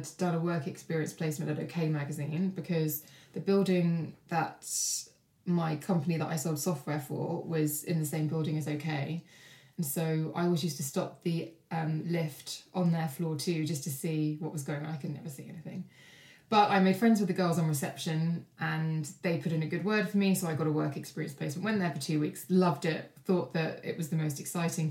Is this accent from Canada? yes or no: no; Kent, South East England, United Kingdom; also born or lived in Brighton; I volunteered for local newspapers where I grew up in Kent